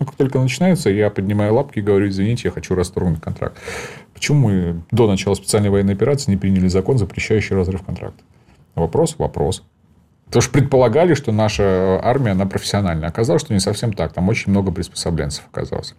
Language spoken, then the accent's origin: Russian; Donbas, Ukraine; moved away; я сам из Донбасса, я понимаю мотивацию, родился там